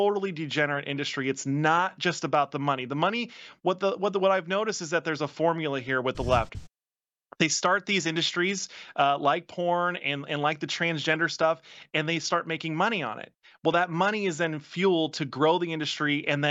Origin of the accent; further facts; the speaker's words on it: Virginia, United States; my home state of Virginia, where I live now.